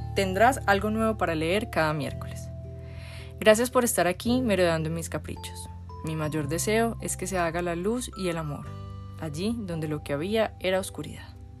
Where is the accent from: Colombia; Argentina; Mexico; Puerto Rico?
Colombia; Medellín, Antioquia; Nací en Medellín, Colombia